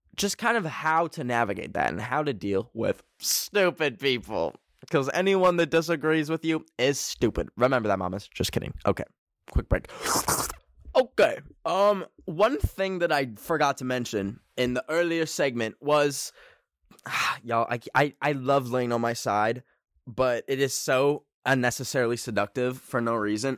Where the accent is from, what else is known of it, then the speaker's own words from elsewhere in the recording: Canada; I am Canadian